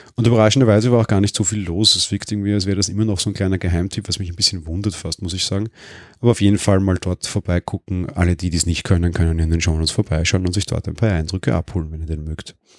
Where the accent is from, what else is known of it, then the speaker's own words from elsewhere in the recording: Vienna, Austria; ich bin Wiener